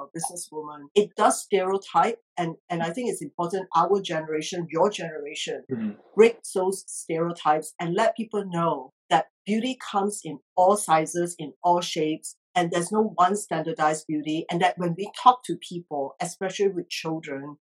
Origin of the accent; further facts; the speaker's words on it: Singapore; moved away as an adult; also born or lived in Australia / United Kingdom / Geneva; now in United States; I grew up in Singapore